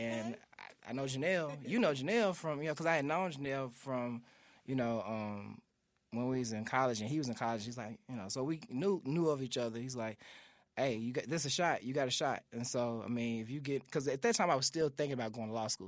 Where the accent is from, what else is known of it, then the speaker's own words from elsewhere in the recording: Memphis, Tennessee, United States; growing up in South Memphis